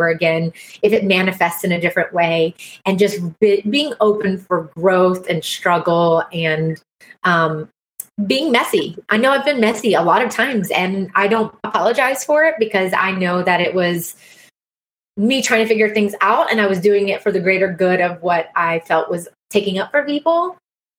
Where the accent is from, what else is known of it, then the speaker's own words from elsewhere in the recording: South Carolina, United States; I'm a hygienist from South Carolina